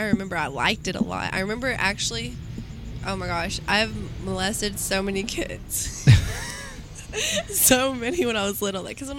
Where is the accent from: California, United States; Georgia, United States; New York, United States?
Georgia, United States; moved away; also born or lived in Tennessee; she's like Georgia, and I was like, no way. I was like, me too.